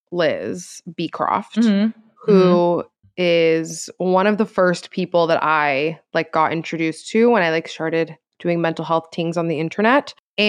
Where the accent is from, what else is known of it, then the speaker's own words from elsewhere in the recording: Florida, United States; Like we're both from Florida. We both acknowledge that Florida's crazy.